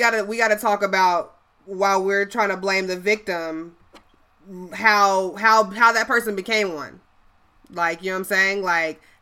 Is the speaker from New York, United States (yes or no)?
no; Chicago, Illinois, United States; I'm from Chicago